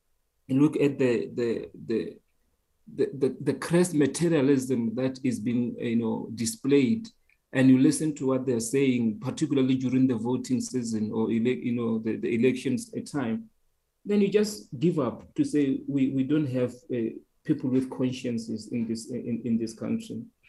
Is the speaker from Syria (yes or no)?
no; South Africa; the danger of not saying we are Black, we are African, and we just say we are just South African, I think is the most myopic way of looking at the reality of South Africa